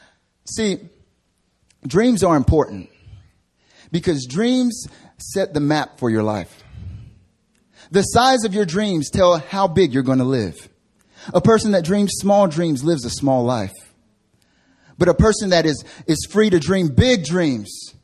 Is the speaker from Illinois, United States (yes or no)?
no; North Carolina, United States; moved away as an adult; now in Seoul, South Korea; I'm from North Carolina